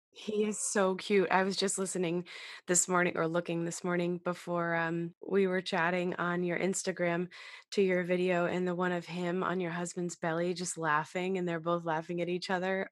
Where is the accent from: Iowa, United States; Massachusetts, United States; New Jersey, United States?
Massachusetts, United States; now in Queens, United States; I'm from Mass, Massachusetts